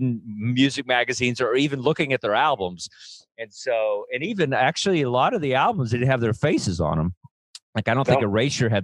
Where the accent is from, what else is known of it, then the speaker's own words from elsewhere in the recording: Texas, United States; for a kid growing up in Texas